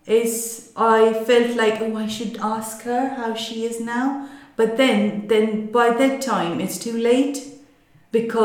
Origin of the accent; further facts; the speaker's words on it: Mumbai, Maharashtra, India; moved away; we are from Mumbai. I came over here